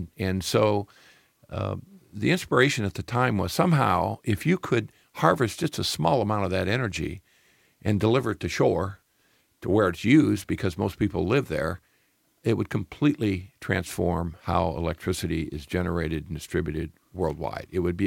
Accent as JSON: {"language": "English", "region": "Midwest", "country": "United States", "said": "I'm from the Midwest. What do I know about oceans?"}